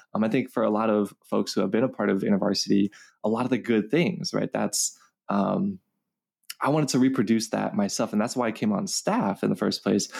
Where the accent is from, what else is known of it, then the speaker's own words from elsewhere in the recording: Los Angeles, California, United States; I grew up here in Los Angeles, California, um, been born and raised here, still live here